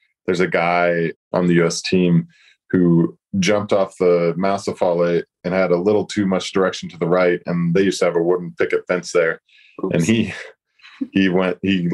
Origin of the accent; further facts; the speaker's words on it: Sundance, Utah, United States; I come from Sundance, and it's a small mountain